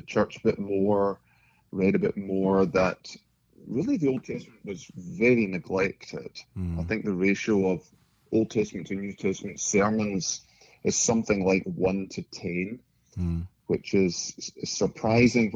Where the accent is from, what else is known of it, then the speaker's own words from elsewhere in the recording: Scotland, United Kingdom; moved away as an adult; Originally from Scotland, born and brought up there, and converted to Christ there in my early 20s